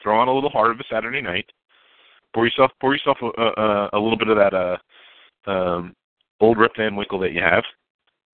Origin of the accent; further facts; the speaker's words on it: New York, United States; as a New Yorker